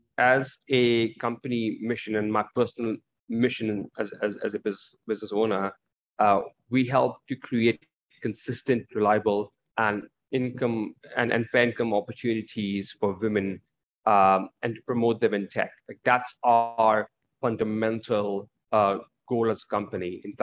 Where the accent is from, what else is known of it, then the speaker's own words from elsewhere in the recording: India; also born or lived in Middle East; I was brought up in the Middle East and some parts of it in India.